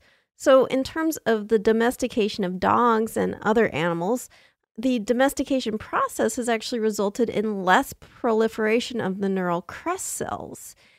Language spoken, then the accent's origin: English; Slovenia; English is a second language; I'm from Slovenia, and one of our symbols, kind of, is the Kloveska ribica